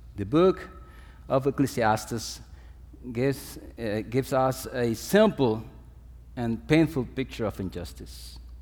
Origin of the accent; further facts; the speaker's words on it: Dominican Republic; I'm coming from the Dominican Republic, it's as sunny as here